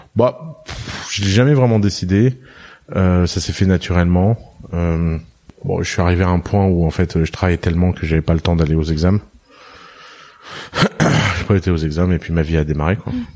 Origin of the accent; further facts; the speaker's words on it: Tours, Centre-Val de Loire, France; also born or lived in Lebanon; j'ai j'ai grandi à Tours en France